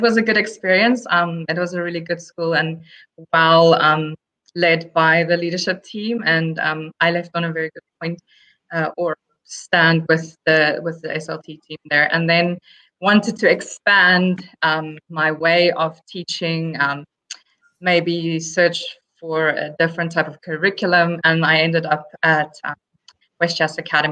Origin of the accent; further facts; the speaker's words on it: South Africa; first language Afrikaans; English is a second language; moved away as an adult; also born or lived in Madinat Zayed, Abu Dhabi; now in Abu Dhabi, United Arab Emirates; I am originally from South Africa